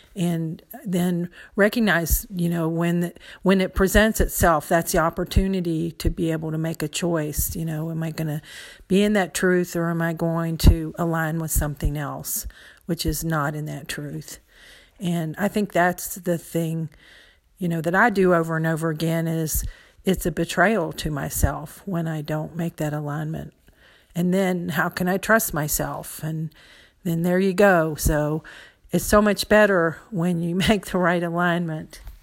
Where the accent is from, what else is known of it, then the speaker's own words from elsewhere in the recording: United States; growing up in the United States